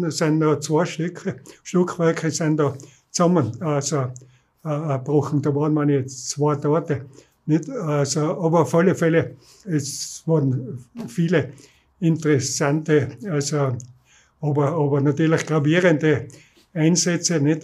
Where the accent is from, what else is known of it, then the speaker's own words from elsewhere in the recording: Innsbruck, Tyrol, Austria; ich bin in Wilden aufgewachsen